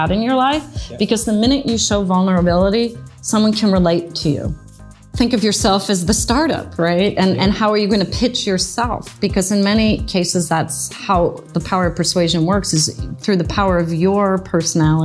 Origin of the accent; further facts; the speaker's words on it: the Midwest outside of Chicago, Illinois, United States; moved away as an adult; also born or lived in Prague; now in San Francisco, United States; I grew up in the Midwest outside of Chicago, very typical childhood